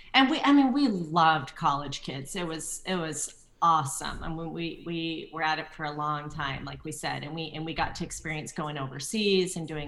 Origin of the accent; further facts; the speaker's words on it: St. Charles, Illinois, United States; moved away; Around Chicago.